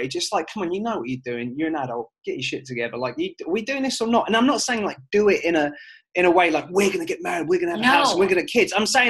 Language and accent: English; United Kingdom; moved away; as a British person